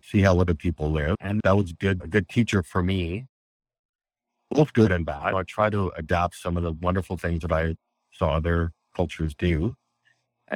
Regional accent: Western Canada near the Rocky Mountains, Canada; also born or lived in Egypt / Japan / Cayman Islands / Indonesia; I'm Canadian. I'm in Western Canada near the Rocky Mountains.

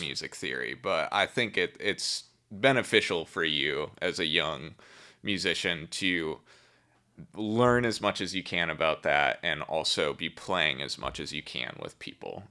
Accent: Milwaukee, Wisconsin, United States; I grew up in Milwaukee, Wisconsin, a suburb

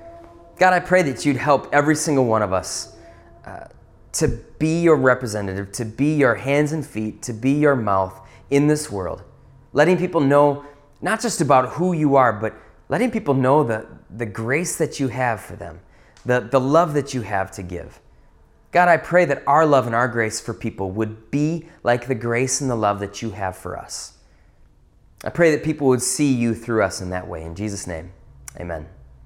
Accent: Wisconsin, United States; Now, growing up in the North Woods of Wisconsin, there's one thing that we do well.

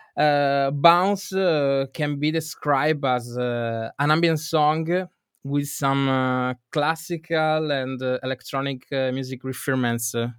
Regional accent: Venice area, Veneto, Italy; I come from Italy, uh, in, uh, Venice area

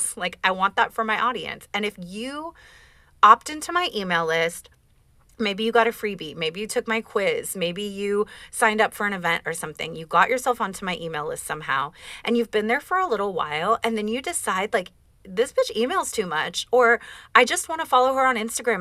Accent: Oakland, California, United States; I'm from Oakland.

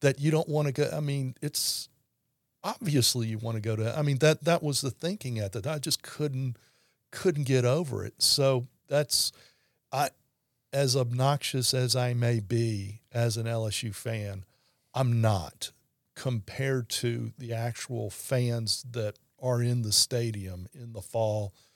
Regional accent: Baton Rouge, Louisiana, United States; born and raised in Baton Rouge

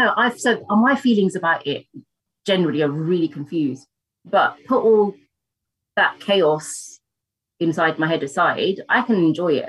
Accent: United Kingdom; us as British women growing up in Britain

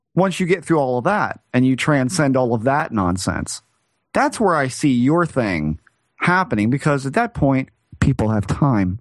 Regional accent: United States; I'm still an American

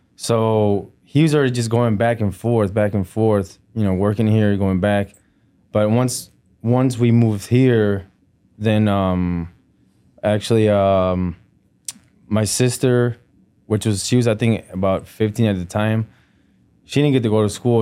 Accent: Melrose Park, Illinois, United States; also born or lived in Jalisco, Mexico / Joliet, Illinois; I was raised in uh, Mel- Melrose Park

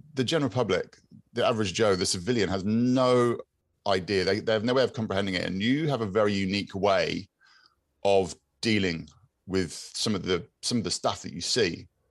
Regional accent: Exmouth, South West England, United Kingdom; I grew up in Exmouth

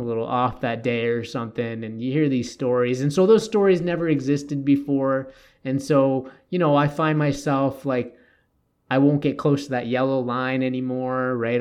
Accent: Toronto, Ontario, Canada; now in Edmonton, Canada; I grew up in Toronto. I went on the T T C.

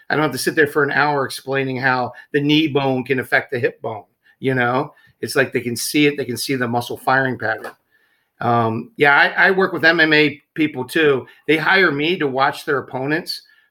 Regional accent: Baltimore, Maryland, United States; moved away; I'm East Coast. I'm from Baltimore originally.

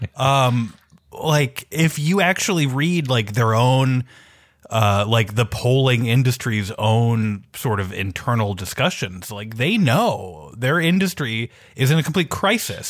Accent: Minneapolis, Minnesota, United States; I'm from Minneapolis. I grew up in Minneapolis in the city.

